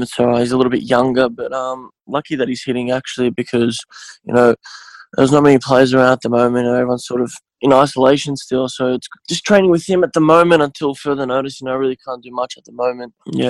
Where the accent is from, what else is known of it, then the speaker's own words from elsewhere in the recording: Melbourne, Victoria, Australia; Yeah, so I was born here. My parents were born in Bosnia, both my parents.